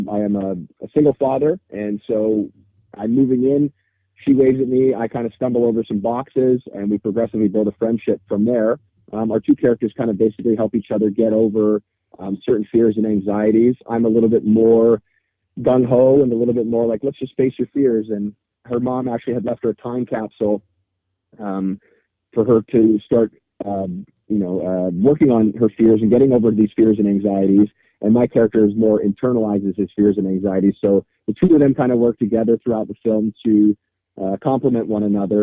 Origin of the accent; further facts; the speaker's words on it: Vancouver, British Columbia, Canada; my hometown in Vancouver